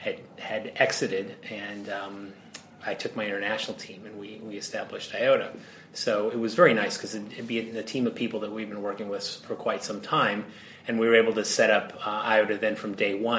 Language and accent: English; United States; moved away as an adult; also born or lived in Singapore; now in New York, United States; Well, I'm American, but I've been working overseas for quite some time, particularly a lot in Asia-Pacific and Europe.